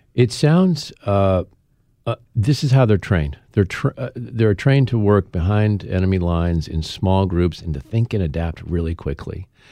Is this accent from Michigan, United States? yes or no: yes; Traverse City, Michigan, United States; my hometown of Traverse City, Michigan